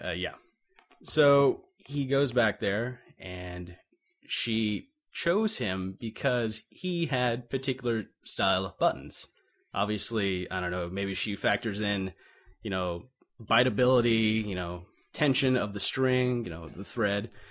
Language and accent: English; Navarre, Florida, United States; back to my hometown of, uh, well, Navarre, Florida